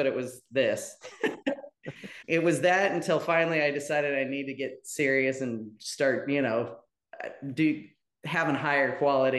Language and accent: English; Medford, Oregon, United States; born or raised there; moved away as an adult; also born or lived in Portland, Oregon; now in Georgetown, United States